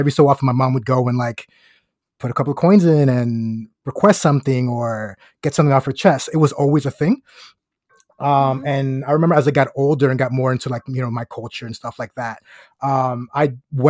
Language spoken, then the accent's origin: English; United States; but I was as Catholic as any other Latin American person growing up in the United States.